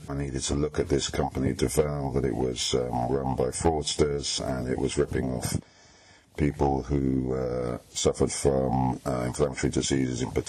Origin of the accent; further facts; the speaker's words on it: United Kingdom; I'm a British journalist